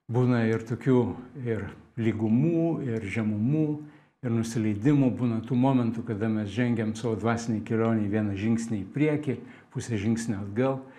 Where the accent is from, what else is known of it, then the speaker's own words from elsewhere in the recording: Lithuania; Mes lietuviai turim posakį